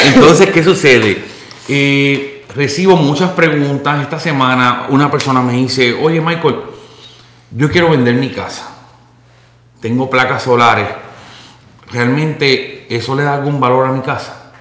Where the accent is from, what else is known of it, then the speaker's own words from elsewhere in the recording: Puerto Rico; moved away; Tanto tú como yo eh, y básicamente toda la producción somos puertorriqueños